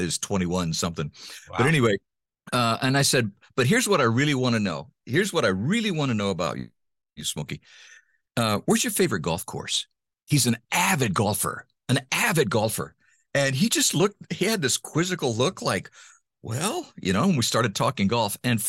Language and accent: English; Honduras; also born or lived in United States; You know, it was, I grew up in Honduras in Central America. My parents were missionaries, and they went to the mission field when I was 10 months old.